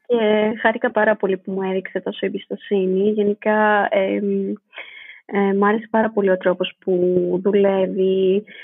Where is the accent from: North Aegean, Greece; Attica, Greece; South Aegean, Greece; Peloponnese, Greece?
Attica, Greece; Athens; moved away as an adult; also born or lived in Stuttgart, Germany; now in Berlin, Germany; γεννήθηκα στη Στουτγάρδη ε, της Γερμανίας ε, και μεγάλωσα στην Αθήνα